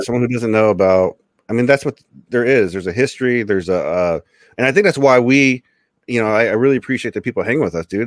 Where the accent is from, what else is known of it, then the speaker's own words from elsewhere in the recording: Osha, California, United States; I'm from Osha